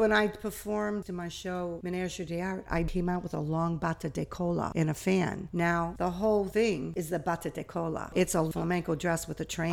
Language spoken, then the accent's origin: English; United States; I'm American